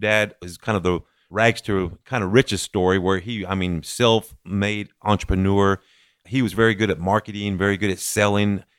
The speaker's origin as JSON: {"language": "English", "town": "Midland", "region": "Texas", "country": "United States", "tie": "born or raised there", "said": "Millen is my hometown, and I always say it's been an honor to serve as mayor of my hometown. But born and raised here"}